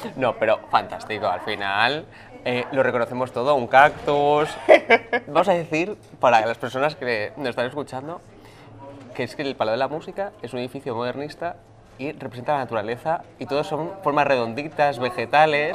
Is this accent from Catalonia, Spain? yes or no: yes; Barcelona, Catalonia, Spain; soy de Barcelona